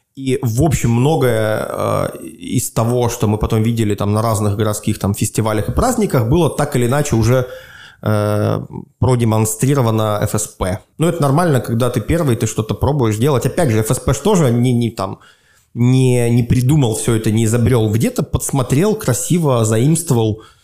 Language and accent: Russian; Svetlogorsk, Gomel Region, Belarus; now in Minsk, Belarus; живешь в городе Светлогорске, где, откуда я родом